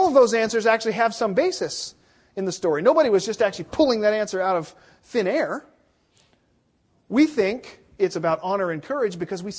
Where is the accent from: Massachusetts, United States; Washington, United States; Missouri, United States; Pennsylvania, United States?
Washington, United States; Seattle; moved away; I'm from Seattle